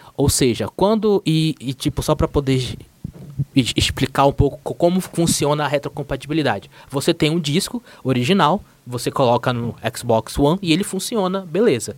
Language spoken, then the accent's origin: Portuguese; Manaus, Amazonas, Brazil; moved away as an adult; now in São Paulo, Brazil; eu sou de Manaus